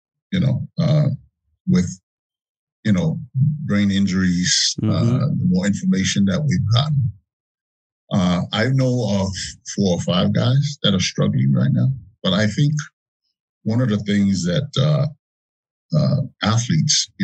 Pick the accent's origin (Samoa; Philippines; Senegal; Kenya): Samoa; moved away; When I grew up in Samoa